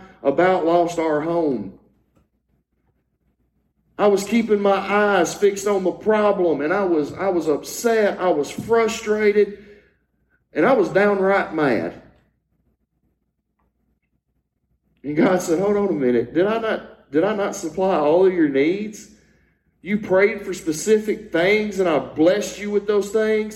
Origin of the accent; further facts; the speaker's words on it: Louisiana, United States; I had the privilege of growing up in Louisiana